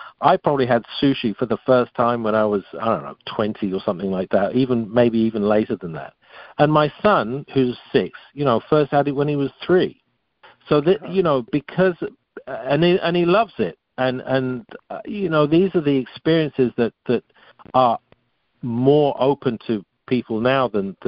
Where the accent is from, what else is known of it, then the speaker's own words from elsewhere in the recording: England, United Kingdom; moved away; also born or lived in France; growing up in England, I certainly wasn't exposed to much diversity in my younger years. And then, then I went off to France